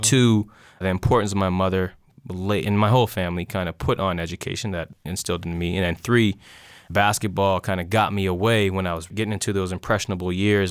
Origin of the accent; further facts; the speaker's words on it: North Preston, Nova Scotia, Canada; it's the only place I grew up